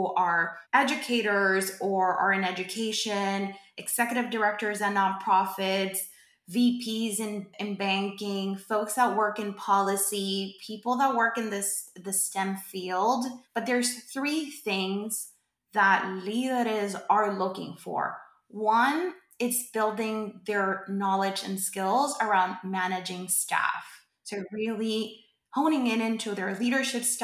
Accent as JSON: {"language": "English", "country": "Puerto Rico", "said": "I am from Puerto Rico. I am Boricua"}